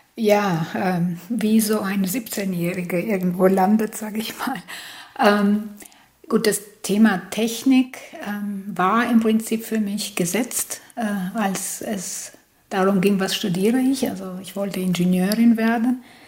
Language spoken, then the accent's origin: German; Albania; moved away as an adult; now in Germany; ich äh, bin gebürtige Albanerin, das heißt, ich habe in Albanien studiert